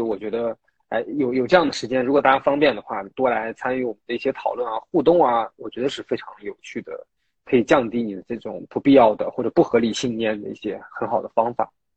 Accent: Taiyuan, Shanxi, China; moved away; 我家是太原的

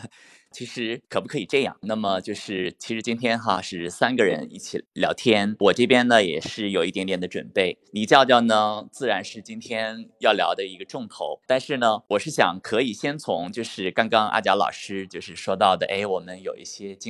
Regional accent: China; 这个燕啊，就是我们中国人喜欢的小鸟，是春天的象征啊

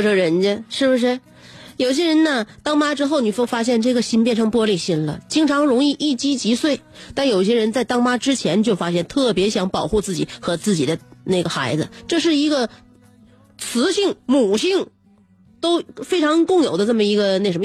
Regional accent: Northeast China, China; 我们东北人

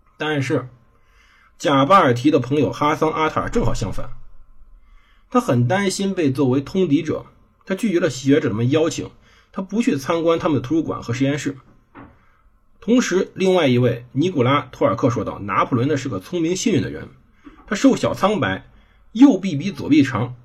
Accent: China; 我们就是中国人

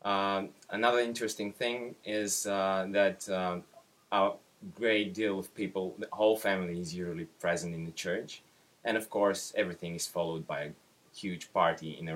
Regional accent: Bulgaria; English is a second language; from Bulgaria, and uh, the question is what is a wedding like in your country?

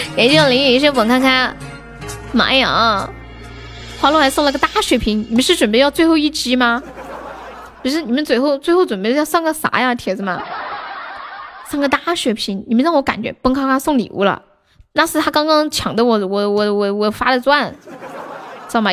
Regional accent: Sichuan, China; 我不是山东的宝宝，我是四川到

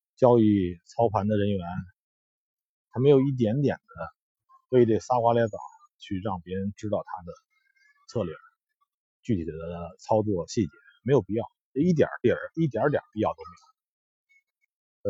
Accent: China; 我们，中国人

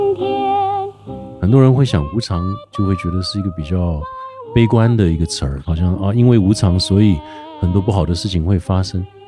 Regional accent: Taipei, Taiwan; moved away; also born or lived in United States; 因为我很自豪说我对台北非常非常熟悉。我从小在台北，我哪一条路都认得很清楚

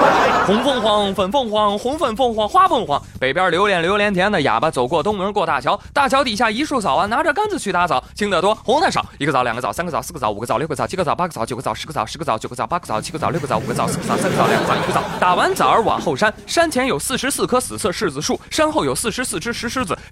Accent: China; 我毕竟我是中国人嘛，

